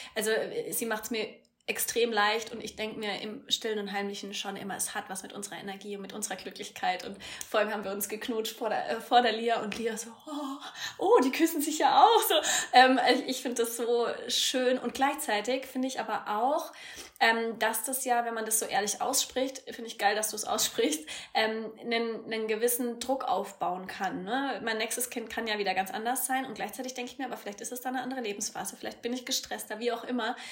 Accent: Eibelstadt, Bavaria, Germany; In meinem süßen äh, Ort, wo ich herkomme, Eibelstadt bei Würzburg, 3000 Einwohner

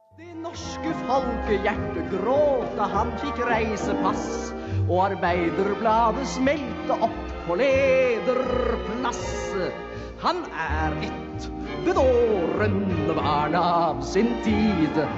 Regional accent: Drammen, Buskerud, Norway; also born or lived in Tønsberg; jeg trådte mine barnesko i Drammen.

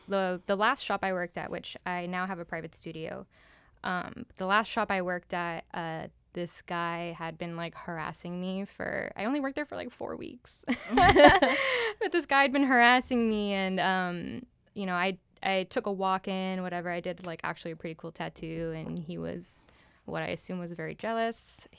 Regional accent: Miami, Florida, United States; also born or lived in New York; I was born in Miami. I grew up here.

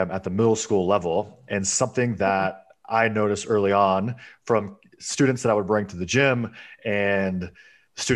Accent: Georgia, United States; I grew up in the Georgia education system

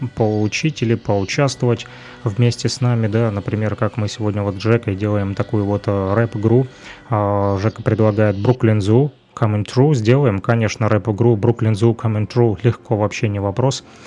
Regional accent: Luhansk, Luhansk Oblast, Ukraine; now in Kirovsk, Ukraine; родом я из Луганска. Сегодня живу в Кировске

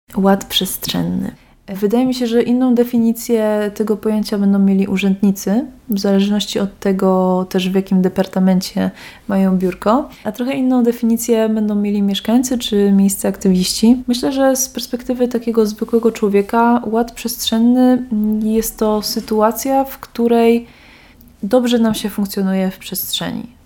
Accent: Kraków, Lesser Poland, Poland; now in Wrocław, Poland

